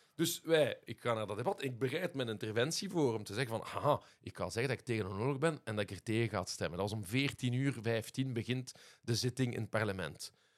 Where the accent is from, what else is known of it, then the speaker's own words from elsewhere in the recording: Liège, Wallonia, Belgium; first language Dutch; maar ik ben aan Frans naar school geweest. Ah, ja, dus vanaf, vanaf drie jaar in het Luikse. En dus mijn moedertaal, dus de taal van mijn moeder, dat is Nederlands